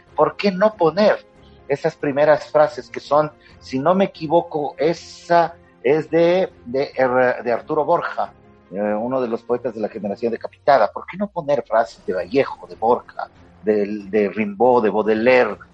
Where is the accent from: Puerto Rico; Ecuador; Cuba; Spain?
Ecuador; Quito, Pichincha; me crié en el, estudié en el Colegio San Gabriel de Quito